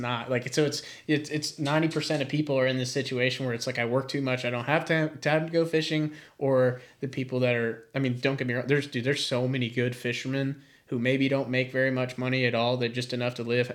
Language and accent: English; Raleigh, North Carolina, United States; I grew up in Raleigh